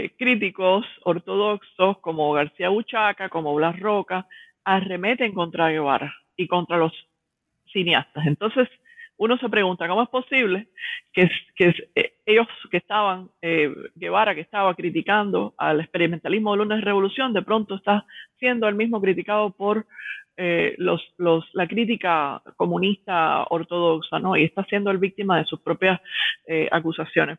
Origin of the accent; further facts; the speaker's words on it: Cuba; moved away as an adult; also born or lived in Havana / Miami; now in New York, United States; soy una intelectual cubana que resido en Nueva York, estudié en la Universidad de La Habana en los 90, después emigré a los Estados Unidos